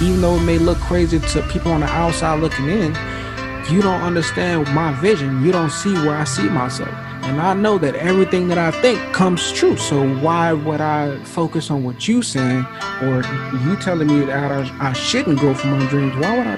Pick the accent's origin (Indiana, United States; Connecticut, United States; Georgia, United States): Georgia, United States; Atlanta; born there; and I was born in Atlanta, Georgia, this life.